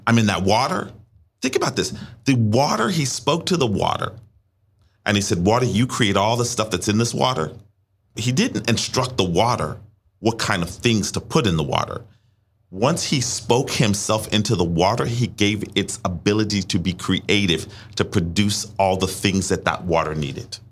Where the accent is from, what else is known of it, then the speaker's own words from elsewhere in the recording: Richmond, Virginia, United States; moved away as an adult; also born or lived in Washington, D.C.; I'm from Richmond. I'm now living in Washington, D C.